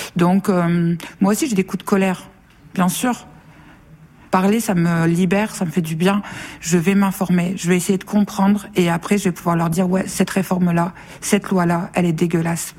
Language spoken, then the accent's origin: French; Nord, Hauts-de-France, France; je viens du Nord